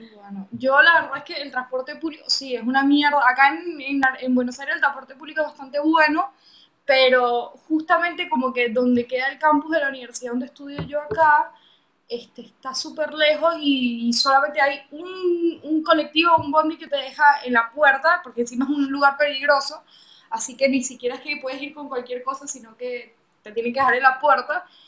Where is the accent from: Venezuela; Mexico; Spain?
Venezuela; moved away; para mí en Venezuela era una aventura